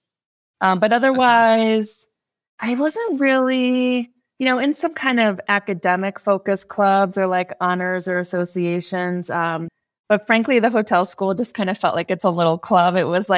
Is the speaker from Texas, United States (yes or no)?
no; New York, United States; the Finger Lakes areas where I grew up.